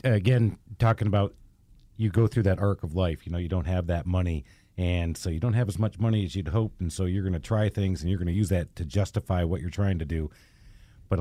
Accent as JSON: {"language": "English", "region": "the North", "country": "United States", "lives_now": "US South", "said": "When we have, especially here in the South, you don't think about that. I came from the North and so did Dan."}